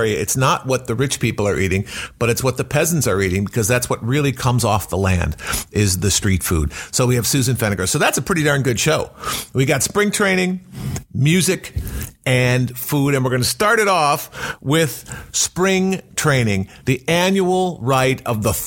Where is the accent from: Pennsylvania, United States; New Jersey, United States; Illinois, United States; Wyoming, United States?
Illinois, United States; Chicago; growing up in Chicago